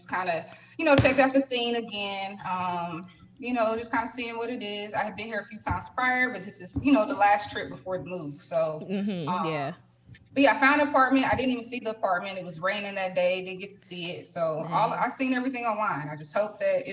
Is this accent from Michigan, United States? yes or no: no; Indianapolis, Indiana, United States; moved away as an adult; now in Houston, United States; I'm born and raised in Indianapolis all my life